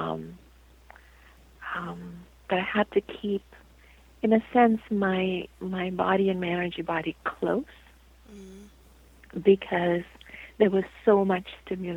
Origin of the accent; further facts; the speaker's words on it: India; moved away; I was born and raised in India